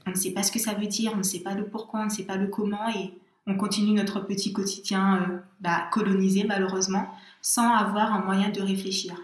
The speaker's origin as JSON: {"language": "French", "country": "Guadeloupe", "tie": "born or raised there", "moved": "yes", "said": "je suis, j'ai grandi en Guadeloupe"}